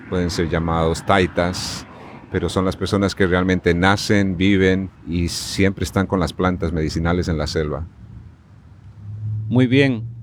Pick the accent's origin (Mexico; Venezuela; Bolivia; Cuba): Bolivia; La Paz; now in United States; yo soy de La Paz, Bolivia.